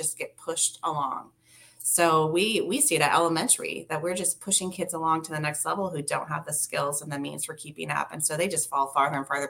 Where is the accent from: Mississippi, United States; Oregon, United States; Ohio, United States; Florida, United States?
Oregon, United States; Salem; I grew up in Salem Kaiser Schools.